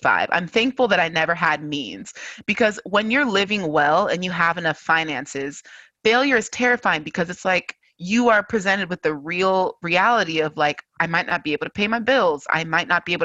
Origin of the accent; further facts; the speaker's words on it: California, United States; I was born and raised in California